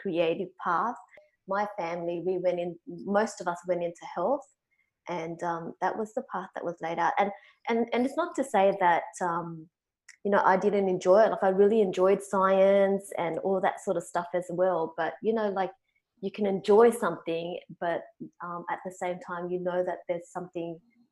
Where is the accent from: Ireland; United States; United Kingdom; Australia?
Australia; Sydney, New South Wales; I grew up in the southwest Sydney suburb of Cabramatta